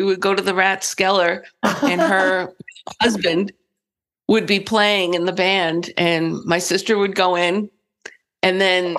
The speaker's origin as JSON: {"language": "English", "town": "Quincy", "region": "Massachusetts", "country": "United States", "tie": "born or raised there", "also_born_or_lived": "Boston, Massachusetts", "said": "North Quincy, south of Boston."}